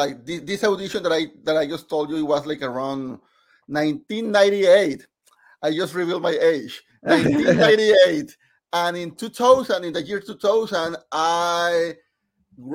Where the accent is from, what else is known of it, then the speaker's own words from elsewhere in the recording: Monterrey, Nuevo León, Mexico; English is a second language; moved away as an adult; now in United States; I am born and raised in Mexico, in Monterrey, Mexico. It's in the north of Mexico.